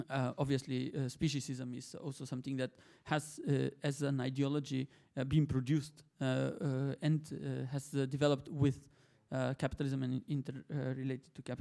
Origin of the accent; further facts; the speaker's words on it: Bulgaria; English is a second language; I'm from Bulgaria